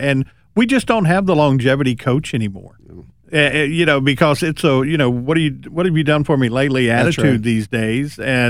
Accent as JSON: {"language": "English", "area": "the Roanoke Valley", "region": "Virginia", "country": "United States", "tie": "born or raised there", "said": "I grew up in the Valley"}